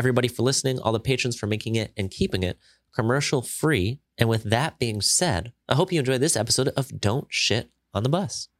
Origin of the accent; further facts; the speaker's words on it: Midwest, United States; We're both from the Midwest area